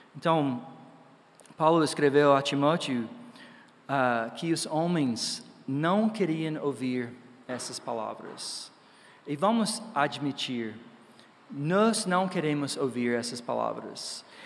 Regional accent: Georgia, United States; Portuguese is a second language; moved away; Eu sou dos Estados Unidos, né, no Georgia

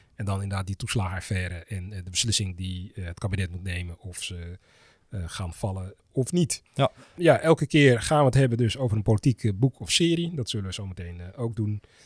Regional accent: Amsterdam, North Holland, Netherlands; Ik ben Amsterdammer, 43 jaar, politieke junkie.

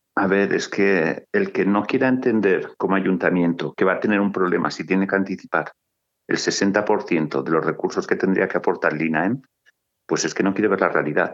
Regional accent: Sallent de Gállego, Aragon, Spain; soy sayentino

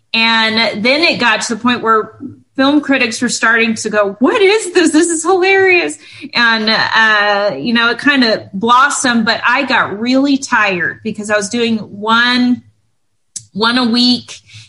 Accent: West Texas, United States; now in Los Angeles, United States; my hometown where I'm from, which is way West Texas, and they have real thick accents

